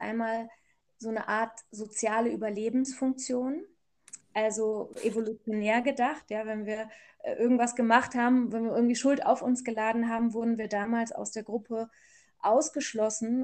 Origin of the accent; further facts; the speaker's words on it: Germany; ich bin ja hier aufgewachsen in Deutschland